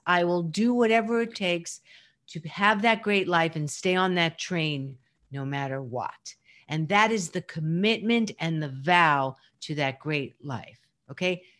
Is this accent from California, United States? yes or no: no; New York, United States; I am mostly a New Yorker